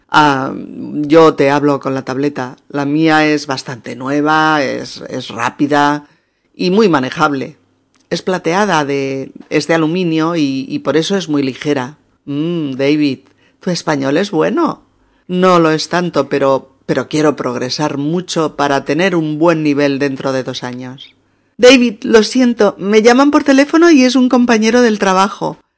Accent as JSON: {"language": "Spanish", "town": "Barcelona", "region": "Catalonia", "country": "Spain", "said": "Yo soy española soy de Barcelona, concretamente, y estoy muy contenta de poder charlar contigo"}